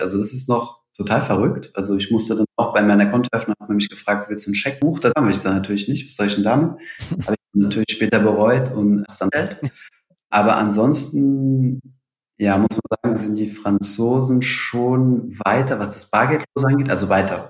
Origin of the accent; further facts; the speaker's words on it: Saarbrücken, Saarland, Germany; now in Paris, France; Ich komme ja ursprünglich aus Saarbrücken, das ist ja direkt an der, an der deutsch-französischen Grenze